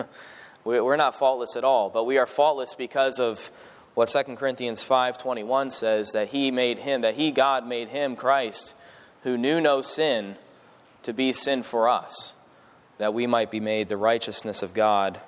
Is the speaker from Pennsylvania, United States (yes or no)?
yes; Allentown, Pennsylvania, United States; I grew up in Allentown, Pennsylvania, which is in the Lehigh Valley area, near Philadelphia on that side of the state